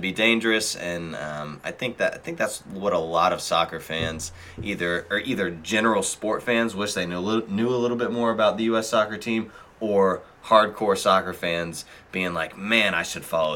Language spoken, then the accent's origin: English; United States; I'm American